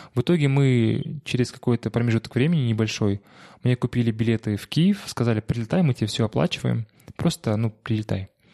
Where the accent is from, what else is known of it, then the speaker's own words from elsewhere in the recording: Shymkent, Kazakhstan; now in Almaty, Kazakhstan; из Шимкента, откуда я родом